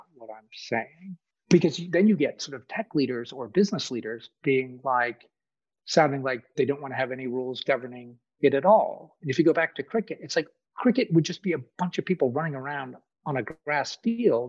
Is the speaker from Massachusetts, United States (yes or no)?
yes; Boston, Massachusetts, United States; now in Kentucky, United States; I grew up in Boston, where almost no one I know has a gun. I live in Kentucky